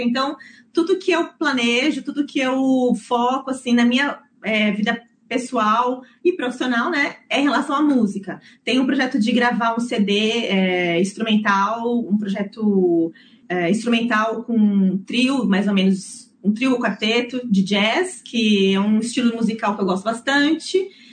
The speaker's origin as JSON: {"language": "Portuguese", "town": "Santo André", "region": "São Paulo", "country": "Brazil", "tie": "born or raised there", "moved": "yes", "lives_now": "New Zealand", "said": "Eu nasci em São Paulo, é, no, no ABC Paulista, para ser mais exata, em Santo André"}